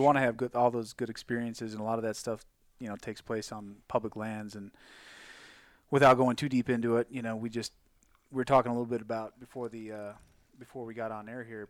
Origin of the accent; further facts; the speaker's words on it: Midwest, United States; moved away; I grew up in the Midwest